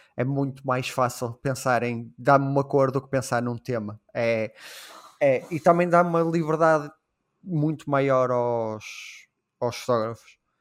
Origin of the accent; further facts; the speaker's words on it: Portugal; Sendo português